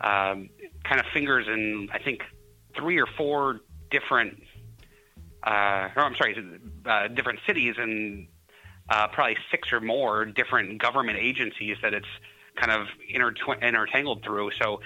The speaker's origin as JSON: {"language": "English", "town": "Louisville", "region": "Kentucky", "country": "United States", "tie": "born or raised there", "also_born_or_lived": "Indiana", "moved": "as an adult", "said": "I grew up in Louisville, Kentucky"}